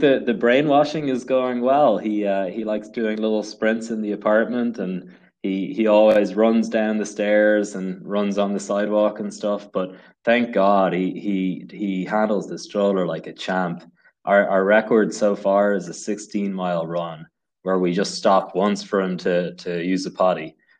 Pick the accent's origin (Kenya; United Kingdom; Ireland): Ireland; Dublin, Leinster; moved away as an adult; now in Saratoga County, United States; I come from Dublin in Ireland